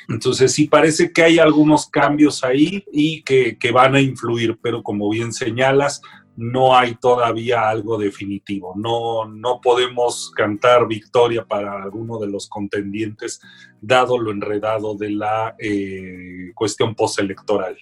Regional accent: Mexico; soy mexicano

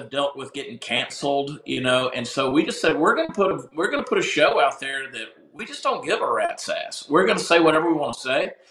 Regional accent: the South, United States; And I grew up in the South.

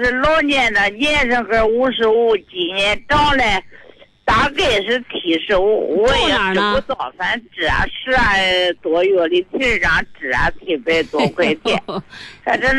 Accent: Zhao County, Hebei, China; 我是赵县的，我就在赵县县城里住里。

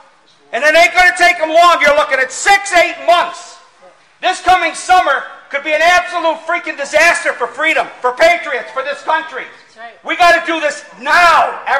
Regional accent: United States; I'm 60 freaking years old. I've lived all my life as an American.

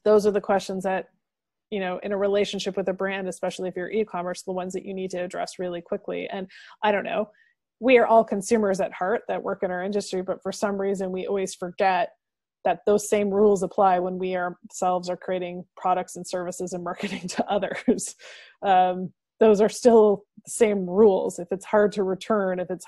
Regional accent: Dorchester, Ontario, Canada; moved away; when I go home to my hometown of Dorchester, Ontario, and sit on my mom's couch

